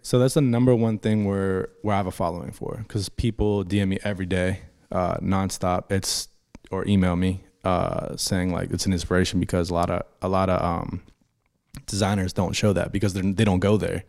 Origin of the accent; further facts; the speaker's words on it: Pittsburgh, Pennsylvania, United States; moved away; being from Pittsburgh, that's where I grew up